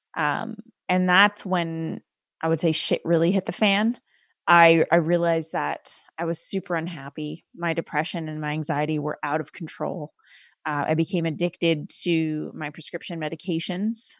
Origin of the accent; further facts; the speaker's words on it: Canada; I was raised as a first generation Sikh Indian woman in Canada